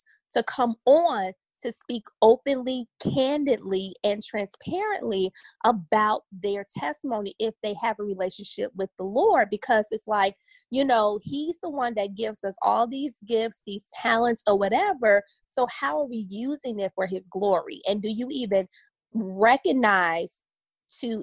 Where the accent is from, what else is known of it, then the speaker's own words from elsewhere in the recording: Chicago, Illinois, United States; also born or lived in Los Angeles, California / Oxnard, California; now in Dallas, United States; I'm originally from Chicago on the South Side